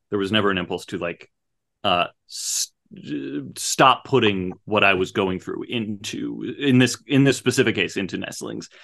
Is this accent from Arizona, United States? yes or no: yes; Phoenix, Arizona, United States; when I was growing up in the in the 80s and 90s, like Phoenix was a desert